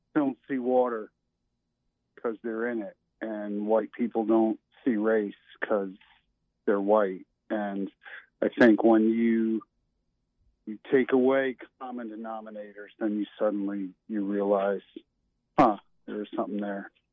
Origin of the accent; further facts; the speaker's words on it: Connecticut, United States; moved away as an adult; I born and raised in Connecticut